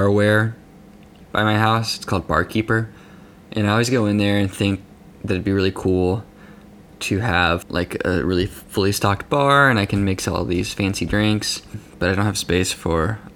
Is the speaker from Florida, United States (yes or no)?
no; Lubbock, Texas, United States; moved away; my hometown of Lubbock